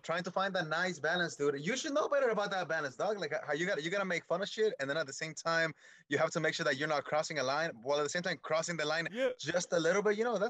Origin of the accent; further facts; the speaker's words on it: Michoacán, Mexico; Yeah, I'm from Michoacán, Mexico.